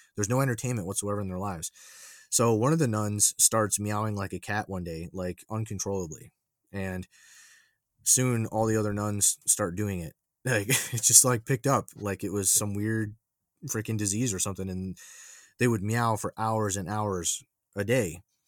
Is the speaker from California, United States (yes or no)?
no; New York, United States; growing up in New York